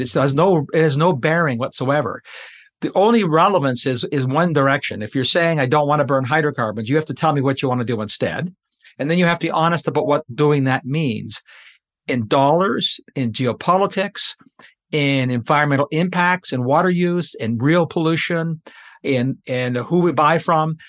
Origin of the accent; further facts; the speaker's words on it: Canada; I'm a Canadian